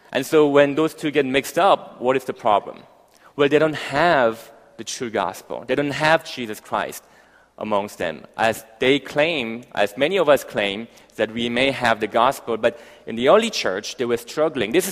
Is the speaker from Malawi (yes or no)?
yes; Malawi; Malawi. And I grew up um, in Africa for the next 10 years, hence my, my, my accent uh, kind of rolled up somewhere there.